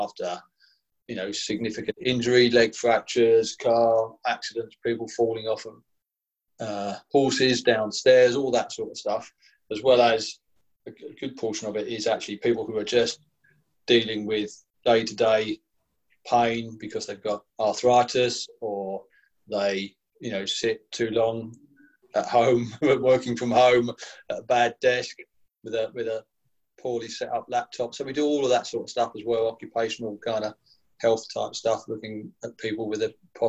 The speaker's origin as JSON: {"language": "English", "area": "Essex", "region": "East of England", "country": "United Kingdom", "tie": "born or raised there", "said": "I was certainly a teenager growing up in Essex"}